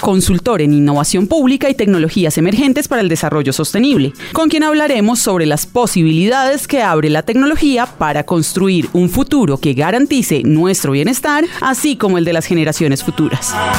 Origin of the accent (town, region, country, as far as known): Colombia